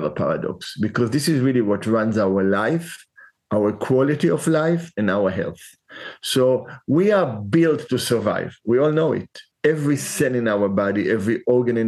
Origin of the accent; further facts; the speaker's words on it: Israel; now in San Francisco, United States; when I was 12 years old in Israel, so over 50 years ago